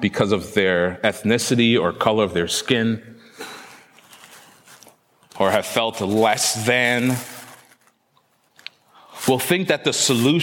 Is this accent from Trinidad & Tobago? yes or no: yes; Trinidad & Tobago; I was born in Trinidad